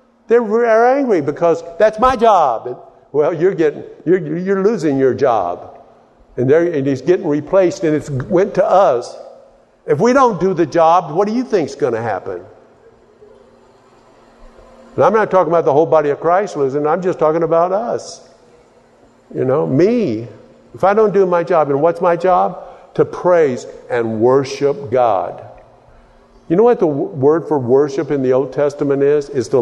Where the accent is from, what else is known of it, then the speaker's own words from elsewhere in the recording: Texas, United States; And so I tried to change my accent and started talking like a New Yorker, you know. And nobody knew I was from Texas anymore.